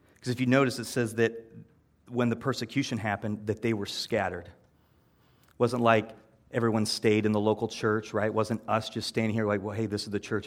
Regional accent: Iowa, United States; I'm from Iowa

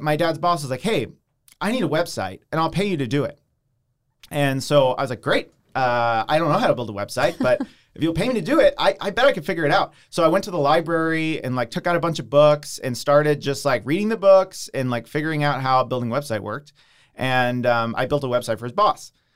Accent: Downingtown, Pennsylvania, United States; also born or lived in Long Island, New York; I grew up in Downingtown, uh, which is right near Westchester

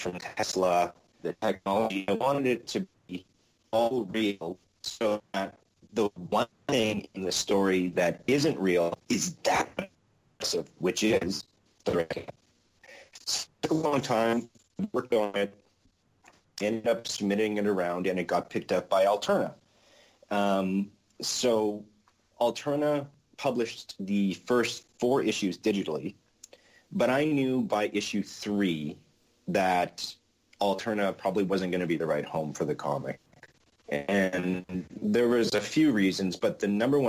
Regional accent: Winnipeg, Manitoba, Canada; my hometown, Winnipeg, Manitoba, Canada.

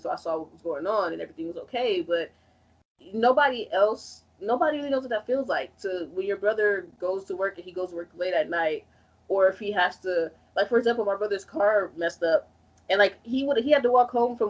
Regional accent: Chicago, Illinois, United States; I'm from Chicago

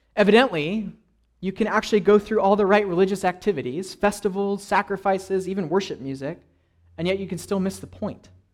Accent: California, United States; I grew up in California

